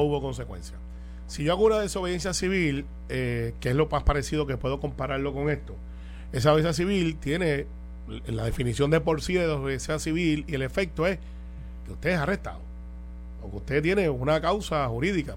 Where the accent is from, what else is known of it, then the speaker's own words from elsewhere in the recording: Puerto Rico; la inmensa mayoría de los puertorriqueños no somos parte del Partido Independentista